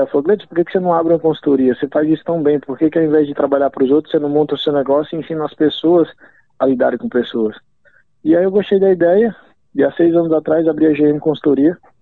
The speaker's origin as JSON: {"language": "Portuguese", "town": "Natal", "region": "Rio Grande do Norte", "country": "Brazil", "also_born_or_lived": "São Paulo / São José", "moved": "as an adult", "lives_now": "New Zealand", "said": "Eu sou de Natal, Rio Grande do Norte"}